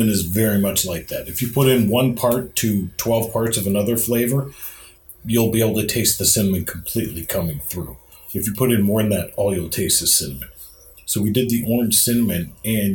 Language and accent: English; Kirtland, Ohio, United States; I grew up in Kirtland, Ohio, and we had a Dog and Suds drive-in.